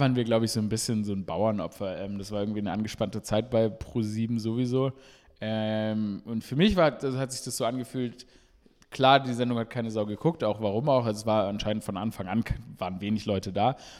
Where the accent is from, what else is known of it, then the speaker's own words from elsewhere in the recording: Stuttgart, Baden-Württemberg, Germany; now in Berlin, Germany; ich bin in Stuttgart aufgewachsen